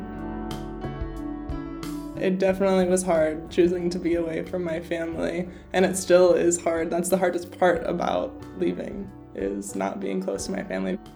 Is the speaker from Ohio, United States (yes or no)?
yes; Cincinnati, Ohio, United States; moved away; I grew up in Cincinnati, Ohio, and my whole family still lives there.